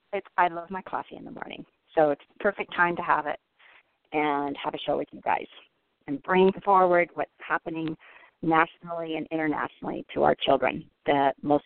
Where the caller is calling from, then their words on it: Denver, Colorado, United States; I live in Denver, Colorado. So I'm a Denver woman.